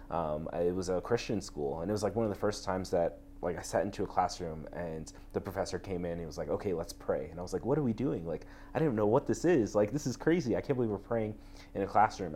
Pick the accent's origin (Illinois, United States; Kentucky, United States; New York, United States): New York, United States; moved away as an adult; also born or lived in Texas; growing up in New York, um, I think one of the biggest things was I went to public school my whole life